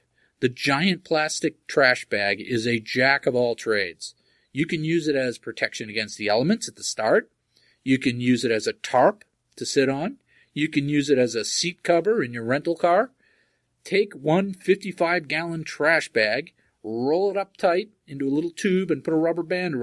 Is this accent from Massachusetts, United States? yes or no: yes; Groton, Massachusetts, United States; my hometown of Groton, Massachusetts